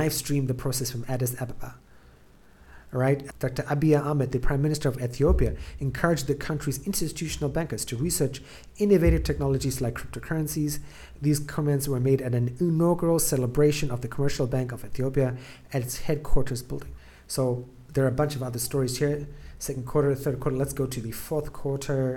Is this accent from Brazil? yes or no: no; South Africa; moved away; originally I'm from South Africa